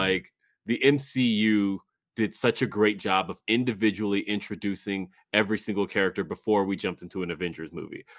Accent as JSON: {"language": "English", "town": "Los Angeles", "region": "California", "country": "United States", "tie": "born or raised there", "moved": "yes", "said": "I was born in Los Angeles"}